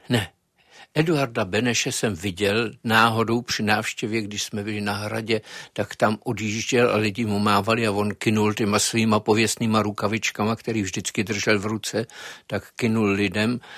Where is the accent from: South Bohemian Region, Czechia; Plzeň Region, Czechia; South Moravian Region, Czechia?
Plzeň Region, Czechia; Klatovy; já jsem byl z Klatov, eh, tehdy, tehdy jsme viděli v Klatovech a tam byli dragouni